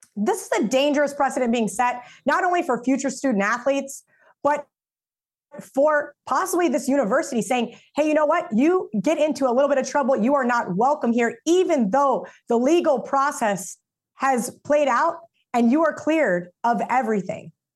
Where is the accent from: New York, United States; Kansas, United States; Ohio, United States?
Kansas, United States; Manhattan; My entire existence in growing up in Manhattan was surrounded around this university